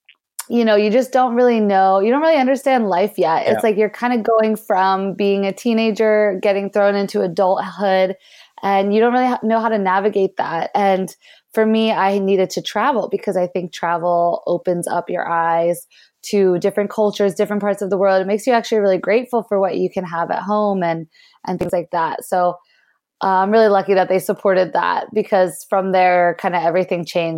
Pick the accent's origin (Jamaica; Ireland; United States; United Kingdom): United States; Pennsylvania; I was born just outside of Philadelphia, and it was definitely a good childhood, pretty normal situation growing up, I would say.